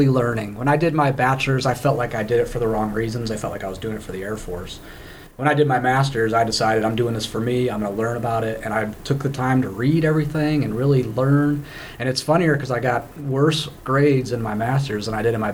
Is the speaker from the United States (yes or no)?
yes; Syracuse, New York, United States; moved away; I'm originally from Syracuse, New York